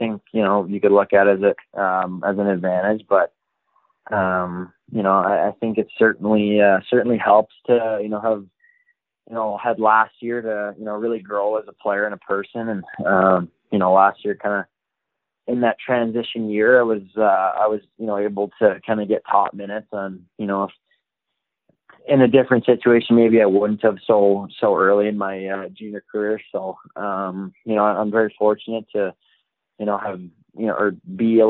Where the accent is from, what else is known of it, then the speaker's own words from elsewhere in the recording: Calgary, Alberta, Canada; Born and raised in Calgary, Alberta